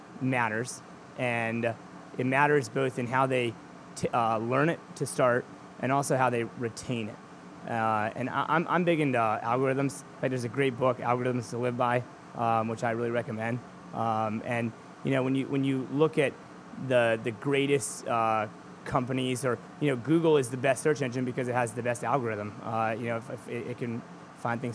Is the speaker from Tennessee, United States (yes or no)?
no; Charlottesville, Virginia, United States; now in York, United States; where I grew up in Charlottesville, Virginia